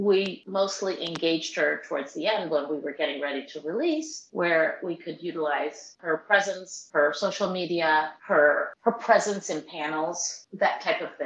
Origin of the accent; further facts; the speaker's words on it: California, United States; I'm from California